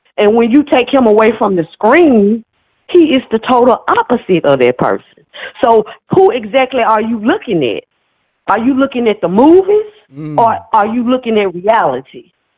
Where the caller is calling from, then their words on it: Memphis, Tennessee, United States; I'm calling from Memphis, Tennessee.